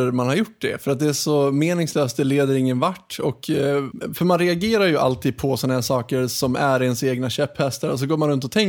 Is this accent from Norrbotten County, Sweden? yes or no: no; Dalarna County, Sweden; also born or lived in Stockholm; now in Gothenburg, Sweden; men jag är uppvuxen i Dalarna. Och sen flyttade jag ner till Göteborg, det första jag gjorde i princip när jag tog studenten